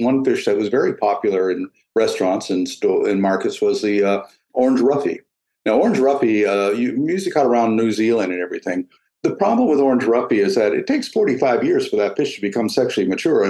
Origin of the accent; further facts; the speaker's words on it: Eastern Canada, Canada; moved away; When I was a child in the 50s, early 60s, nobody ate mussels in eastern Canada.